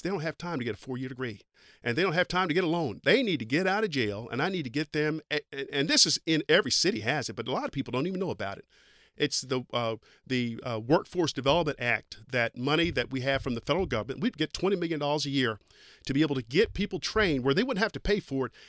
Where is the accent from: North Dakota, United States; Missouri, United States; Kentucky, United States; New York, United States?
Kentucky, United States; East; I grew up in Kentucky